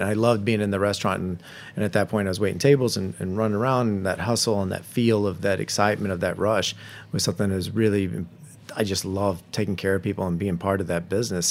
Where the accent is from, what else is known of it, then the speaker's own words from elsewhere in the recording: Tullahoma, Tennessee, United States; moved away; So super small, but that's my hometown